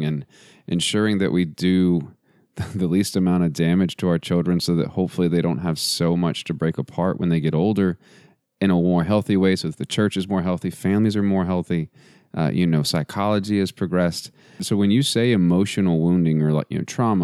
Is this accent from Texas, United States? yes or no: yes; West Texas, United States; now in Virginia, United States; I grew up in West Texas